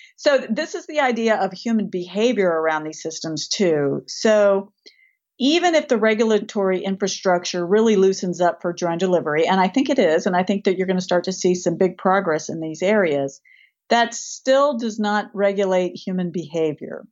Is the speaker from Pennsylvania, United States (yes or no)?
no; Tennessee, United States; also born or lived in Rust Belt; as a person who is from Tennessee, I'm a Southern gal. I grew up making bist-, biscuits and shooting guns at the same time